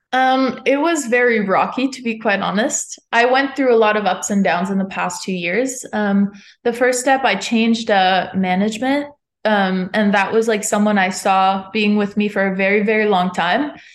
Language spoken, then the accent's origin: English; Montreal, Quebec, Canada; moved away as an adult; now in Nashville, United States; I'm from Montreal